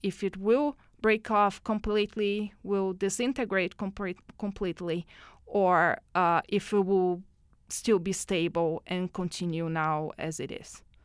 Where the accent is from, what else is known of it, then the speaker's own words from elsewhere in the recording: Brazil; moved away as an adult; now in Edmonton, Canada; I was born in Brazil. Mm-hmm. I lived there until a couple of uh, years uh, ago when I moved to Edmonton.